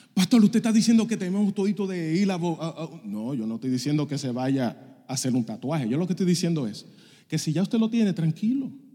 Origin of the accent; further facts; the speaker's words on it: Dominican Republic; also born or lived in Puerto Rico; Yo soy dominicano